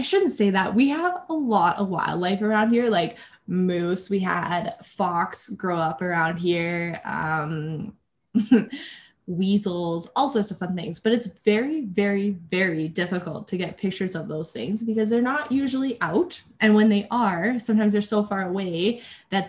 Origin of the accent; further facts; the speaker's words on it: Red Deer, Alberta, Canada; I was born and raised in Red Deer. Lived here my whole life.